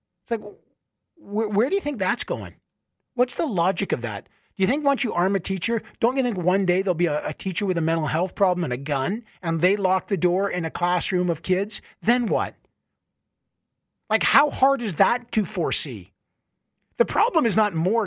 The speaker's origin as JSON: {"language": "English", "country": "Canada", "said": "I am Canadian and I love this beautiful country, everything about it."}